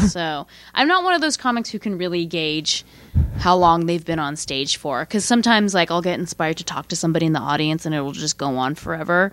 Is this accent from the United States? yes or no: yes; San Francisco, California, United States; also born or lived in New York; I grew up in San Francisco